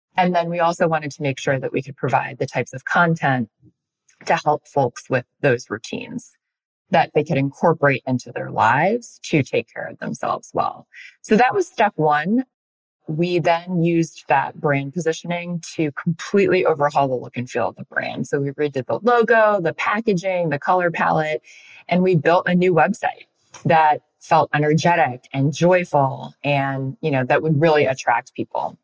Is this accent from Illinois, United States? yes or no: yes; Chicago, Illinois, United States; I'm from Illinois and we live in Chicago